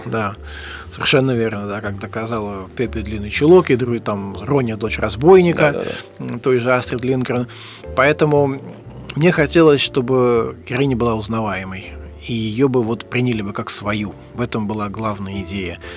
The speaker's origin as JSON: {"language": "Russian", "region": "Saint Petersburg", "country": "Russia", "tie": "born or raised there", "said": "Я вырос э, в Санкт-Петербурге, в Ленинграде"}